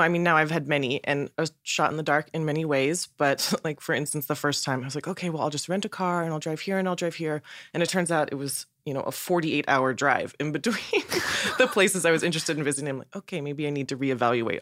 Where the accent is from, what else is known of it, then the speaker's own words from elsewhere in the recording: Northern California, United States; I'm from Northern California